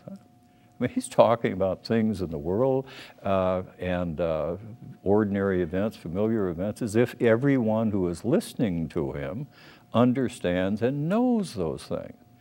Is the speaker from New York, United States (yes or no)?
no; Minneapolis, Minnesota, United States; I was born in Minneapolis